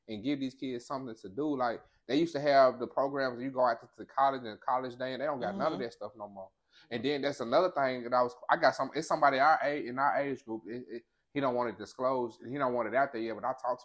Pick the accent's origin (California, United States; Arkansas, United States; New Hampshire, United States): Arkansas, United States; Pine Bluff; That's where I come from, right? Pine Bluff